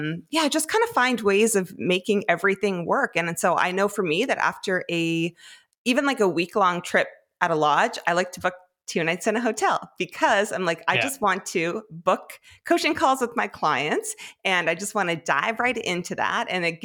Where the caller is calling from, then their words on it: Fredericton, New Brunswick, Canada; I am home in Fredericton, New Brunswick.